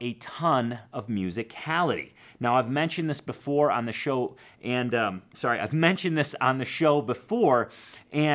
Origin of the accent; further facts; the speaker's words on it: Chicago, Illinois, United States; I grew up in Chicago